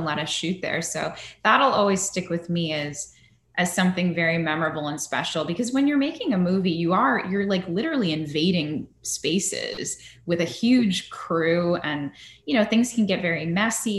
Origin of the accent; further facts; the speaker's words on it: Northern California, United States; I'm from Northern California